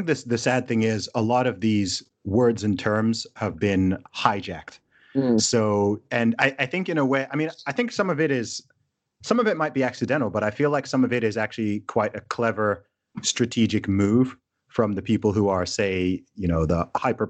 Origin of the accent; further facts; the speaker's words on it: Saudi Arabia; I grew up in Saudi Arabia and I went to an international school.